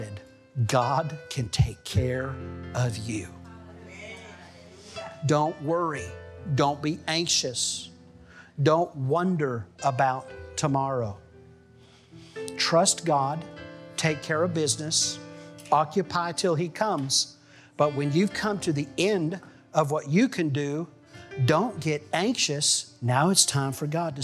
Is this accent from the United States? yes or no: yes; Missouri, United States; also born or lived in Arkansas; I grew up in Missouri and Arkansas. And my late teens, we lived near Arkansas.